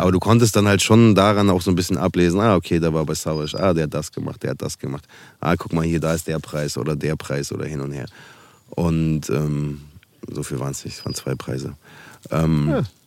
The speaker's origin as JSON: {"language": "German", "town": "Münster", "region": "North Rhine-Westphalia", "country": "Germany", "tie": "born or raised there", "also_born_or_lived": "Berlin", "moved": "as an adult", "said": "hier ist meine Heimat"}